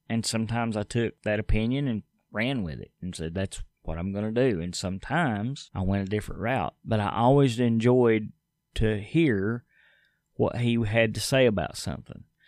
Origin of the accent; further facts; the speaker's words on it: United States; As an American